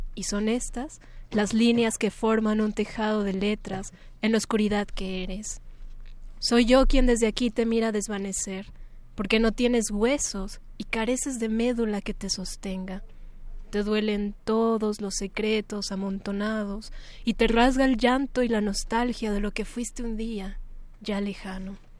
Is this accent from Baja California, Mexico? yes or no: no; Mexico City, Mexico; el lugar en donde nací, ¿no? La Ciudad de México